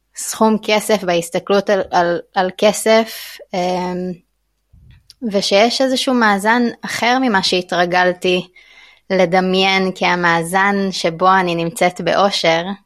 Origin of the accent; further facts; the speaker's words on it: Israel; moved away as an adult; now in Thailand; גדלתי במקום מאוד מאוד אה, אה, הומוגני, שרוב האנשים עושים את אותו דבר ולומדים אותו דבר, יישוב של אנשי קבע